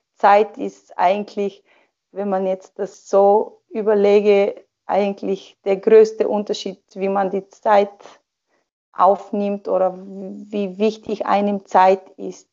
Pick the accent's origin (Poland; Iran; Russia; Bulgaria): Bulgaria; Sofia, Sofia City; German is a second language; moved away as an adult; also born or lived in Germany / Austria; now in Switzerland; Sofia, meine Hauptstadt, also meine, meine Geburtsstadt und die Hauptstadt von Bulgarien